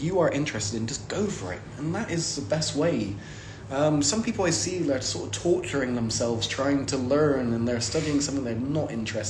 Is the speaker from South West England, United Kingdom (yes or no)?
yes; South West England, United Kingdom; now in Saint Petersburg, Russia; I mean, I'm living in St. Pete's normally. And everyone's like, oh, it must be really hard. It's like, I come from England. It's basically the same.